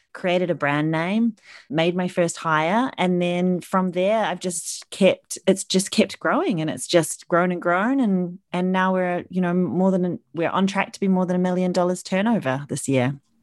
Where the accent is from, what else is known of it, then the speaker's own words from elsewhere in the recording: New Zealand; moved away as an adult; now in London, United Kingdom; I'm originally from New Zealand